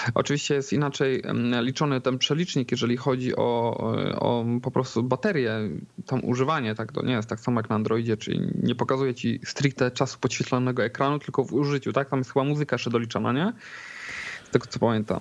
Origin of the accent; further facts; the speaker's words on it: Poznań, Greater Poland, Poland; jestem akurat z Poznania